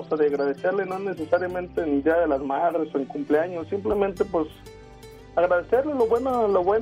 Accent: Aguascalientes, Mexico; now in Denver, United States; somos de Aguascalientes, pero vivimos aquí en Denver.

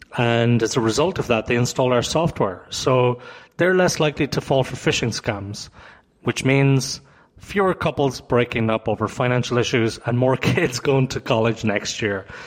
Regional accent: Toronto, Ontario, Canada; I come from Toronto

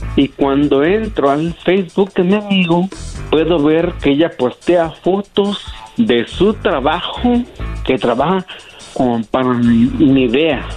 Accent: Mexico; now in United States; Yo soy de México, pero estoy en Estados Unidos

